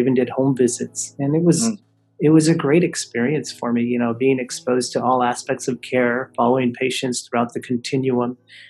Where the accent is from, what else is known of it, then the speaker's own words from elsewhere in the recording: West Texas, United States; accent: Texan drawl; moved away as an adult; also born or lived in Odessa, Texas / Austin, Texas / Dallas, Texas; I was born in Odessa, Texas, and grew up in a small town in West Texas.